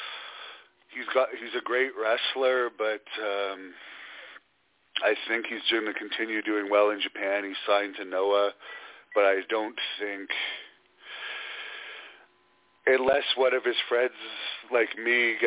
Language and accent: English; Canada; I am Canadian